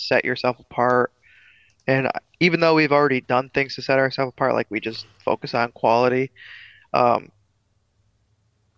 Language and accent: English; Vermont, United States; also born or lived in New Hampshire; I grew up in Vermont and also New Hampshire